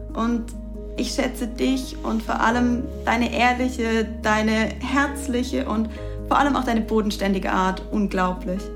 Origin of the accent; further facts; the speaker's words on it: Karlsruhe, Baden-Württemberg, Germany; Jahre hier in meiner Heimat in Karlsruhe gelebt hast